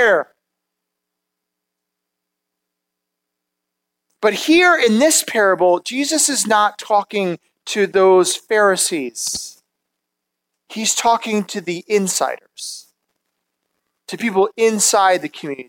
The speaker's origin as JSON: {"language": "English", "town": "Madison", "region": "Wisconsin", "country": "United States", "tie": "born or raised there", "said": "I grew up in Madison, Wisconsin"}